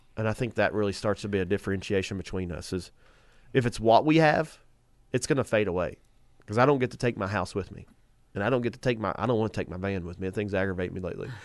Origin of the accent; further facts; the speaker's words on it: United States; as Americans, I love America. I think we grew up in the best nation